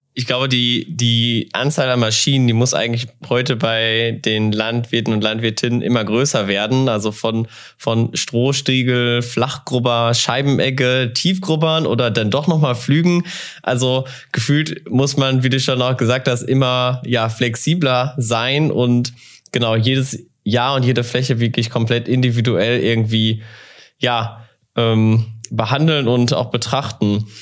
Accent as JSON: {"language": "German", "region": "North Rhine-Westphalia", "country": "Germany", "moved": "yes", "lives_now": "North Hesse, Germany"}